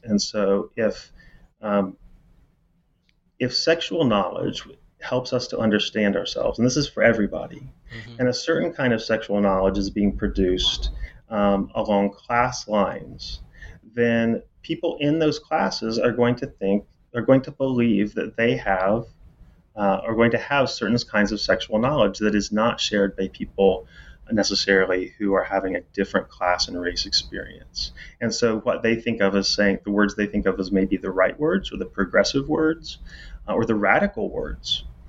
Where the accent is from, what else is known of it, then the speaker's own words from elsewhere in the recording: Indiana, United States; As I said, I'm from Indiana. And, you know, you sort of can never leave home. I mean, I'm never going back to Indiana. The Hoosier State, which is maybe more south than the geography would imply.